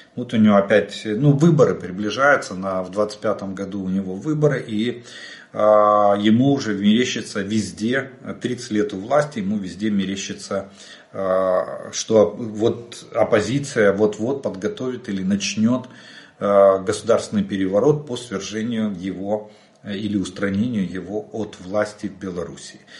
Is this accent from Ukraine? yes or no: yes; Ukraine; мы из Украины